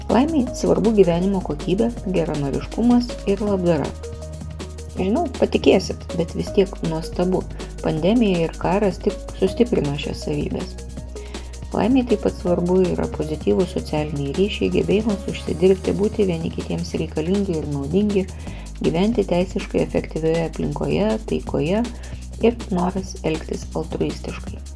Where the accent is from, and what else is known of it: Lithuania